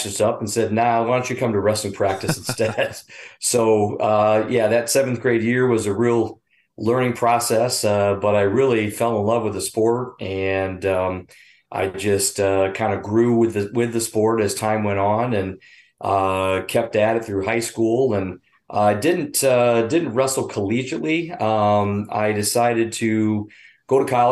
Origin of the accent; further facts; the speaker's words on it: Wauseon, Ohio, United States; I'm actually originally from Wauseon, so I'm a graduate of Wauseon, born and raised here